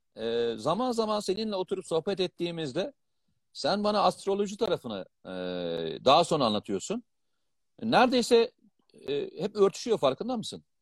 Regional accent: Black Sea Region, Turkey; ben Karadenizliyim.

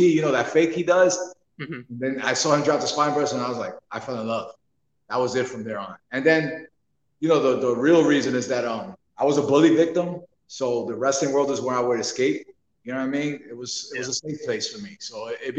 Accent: New York City, New York, United States; moved away; I'm from New York. Actually, I'm from Brooklyn, New York

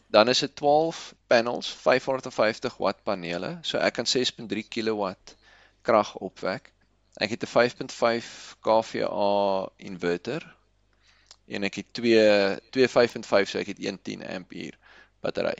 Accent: South Africa; Ons is Suid-Afrikaners

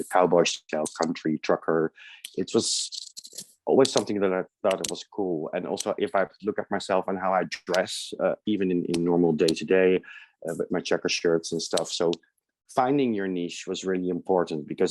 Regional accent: The Hague, South Holland, Netherlands; moved away as an adult; also born or lived in Amsterdam / Germany / United States; now in London, United Kingdom; Originally from the Netherlands. I was born in The Hague, small seaside town, but I lived in Amsterdam for a long time.

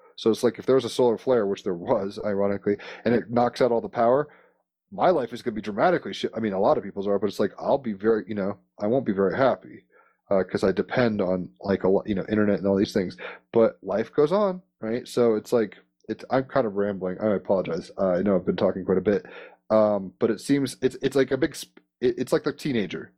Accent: United States; as an American

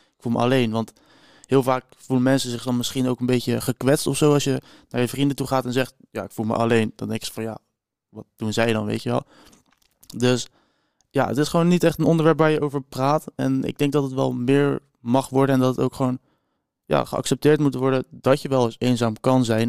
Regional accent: Rotterdam, South Holland, Netherlands; Ik kom uit Rotterdam ongeveer

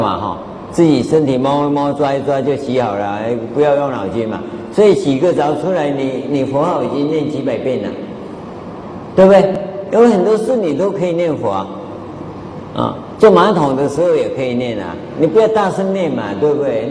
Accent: Taiwan; 我们台湾话叫做拜门靠

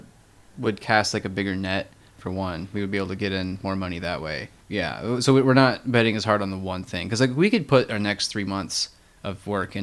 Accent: Illinois, United States; I grew up in Illinois

